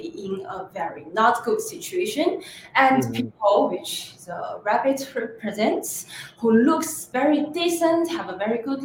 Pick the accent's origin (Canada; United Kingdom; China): China; moved away as an adult; also born or lived in Paris, France; now in New York, United States; I'm originally from China, and I went to New York City 4 years ago to go to the college